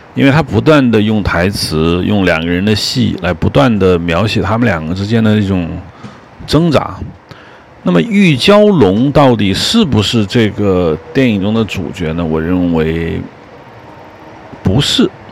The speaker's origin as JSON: {"language": "Chinese", "country": "China", "said": "我们中国人"}